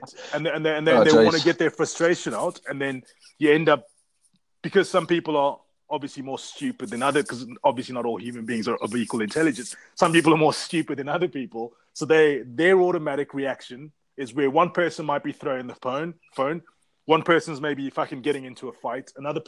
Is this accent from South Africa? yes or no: yes; South Africa; now in London, United Kingdom; I'm from South Africa, but I live here in London.